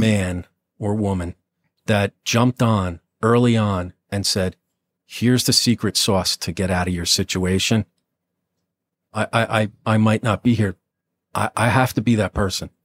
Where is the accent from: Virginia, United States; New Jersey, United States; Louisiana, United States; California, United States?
New Jersey, United States; Nutley; I'm a nobody from Nutley